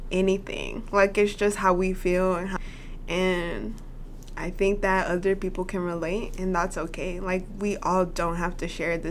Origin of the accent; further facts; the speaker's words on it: Little Rock, Arkansas, United States; we're both from Little Rock